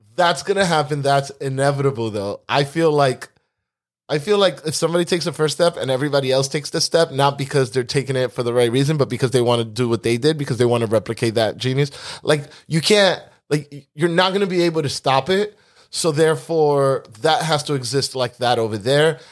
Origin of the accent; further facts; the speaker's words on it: East Coast, United States; We grew up in the East Coast